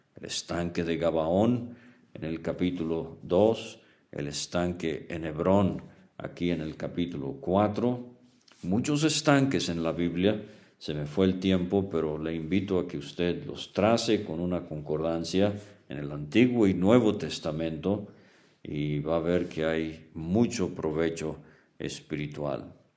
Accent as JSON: {"language": "Spanish", "country": "Venezuela", "tie": "born or raised there", "said": "crecí en Venezuela"}